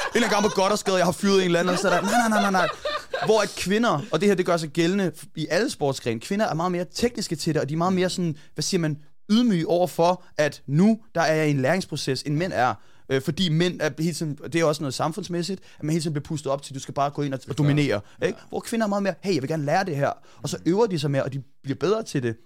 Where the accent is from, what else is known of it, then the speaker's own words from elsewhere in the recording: Hvidovre, Capital Region of Denmark, Denmark; jeg voksede op først i Hvidovre